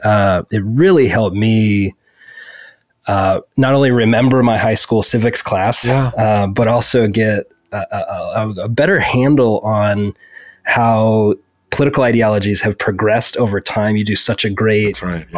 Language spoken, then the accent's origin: English; United States; as an American